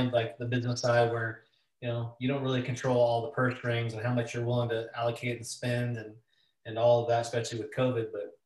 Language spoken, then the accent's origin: English; Washington, United States; I'm from Washington State